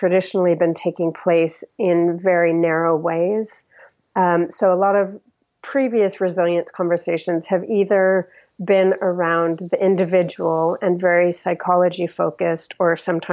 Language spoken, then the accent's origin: English; United States; moved away as an adult; now in United Kingdom; as an American living here long-term in the UK